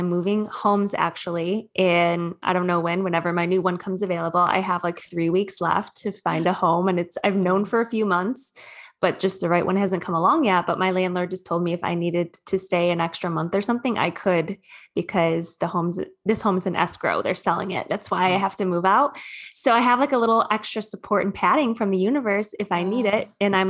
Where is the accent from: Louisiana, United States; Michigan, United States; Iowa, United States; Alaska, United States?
Michigan, United States; Sterling Heights; now in Southern California, United States; I'm originally from Michigan though. I'm a Midwest gal.